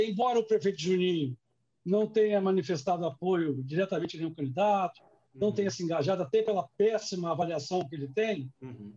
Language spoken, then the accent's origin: Portuguese; Vila Velha, Espírito Santo, Brazil; Eu sou de Vila Velha